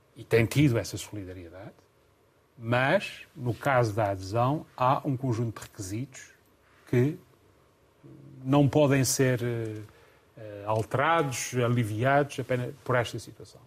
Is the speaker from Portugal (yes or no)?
yes; Covoada, Azores, Portugal; melhor terra do mundo, não é melhor terra do mundo. É onde nasci, onde cresci